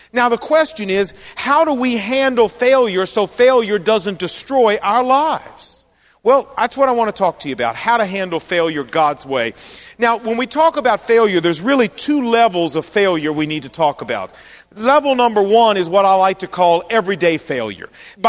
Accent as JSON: {"language": "English", "region": "New Jersey", "country": "United States", "said": "Well, if you live up there, you'd probably say Brooklyn. But no, I'm actually from New Jersey."}